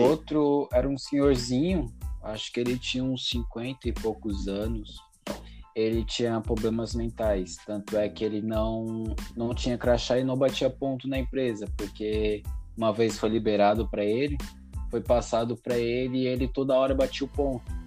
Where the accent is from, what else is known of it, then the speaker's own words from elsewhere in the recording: São Paulo, Brazil; Eu sou de São Paulo, meus pais são do Nordeste